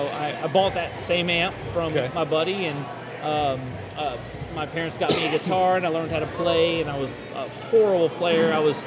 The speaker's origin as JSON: {"language": "English", "town": "Jacksonville", "region": "Florida", "country": "United States", "tie": "born or raised there", "said": "I grew up in Jacksonville, born and raised Southern Baptist"}